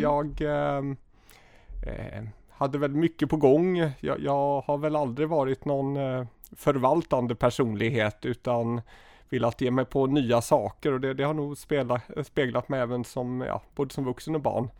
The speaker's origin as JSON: {"language": "Swedish", "town": "Gothenburg", "region": "Västra Götaland", "country": "Sweden", "tie": "born or raised there", "said": "jag är eh, född och uppvuxen i Göteborg, i, ehm, ja, i utkanten av Göteborg, i västra Göteborg, i något som heter Önnered"}